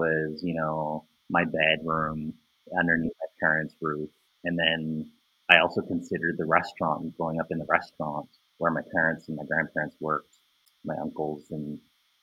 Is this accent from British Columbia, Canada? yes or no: no; Ottawa, Ontario, Canada; I'm a local visual artist based here in Ottawa. I was born and raised here in Ottawa.